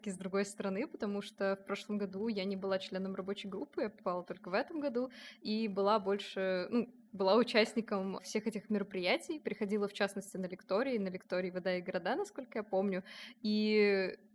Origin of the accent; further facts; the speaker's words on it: Samara, Samara Oblast, Russia; Я вообще приехала из Самары, сейчас на втором курсе УГТР.